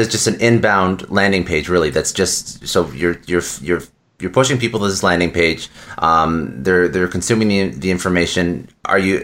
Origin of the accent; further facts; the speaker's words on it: Canada; I'm Canadian